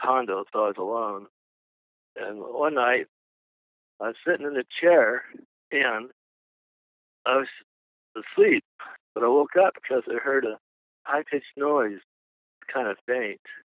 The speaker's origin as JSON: {"language": "English", "town": "Mesa", "region": "Arizona", "country": "United States", "tie": "born or raised there", "said": "I'm from Mesa, Arizona. I grew up basically in a Mormon neighborhood"}